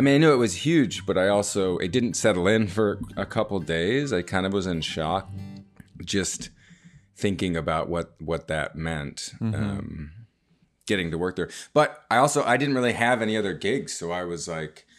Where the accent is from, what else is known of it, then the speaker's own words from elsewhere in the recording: Washington, United States; moved away as an adult; now in Florida, United States; I'm from Washington State where it's a cool 75 in the summer